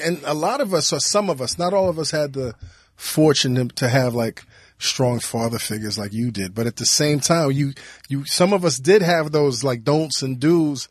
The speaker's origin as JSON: {"language": "English", "region": "New York", "country": "United States", "said": "As a New Yorker back then"}